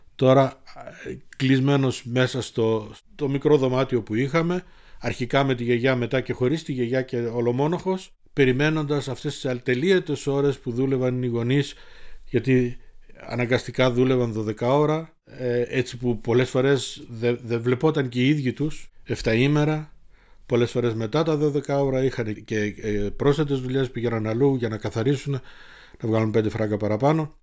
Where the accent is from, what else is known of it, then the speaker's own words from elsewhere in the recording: Munich, Bavaria, Germany; also born or lived in Thessaloniki, Greece; το μόναχο είναι το δεύτερο σπίτι μου ή το σπίτι μου γιατί από τα 54 μου χρόνια τα 50 είμαι εδώ